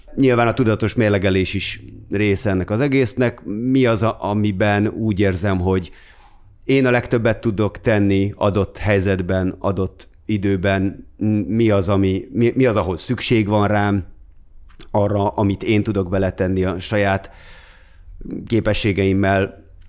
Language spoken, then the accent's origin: Hungarian; Gödöllő, Pest, Hungary; moved away as an adult; now in Budapest, Hungary; Gödöllőn nőttem fel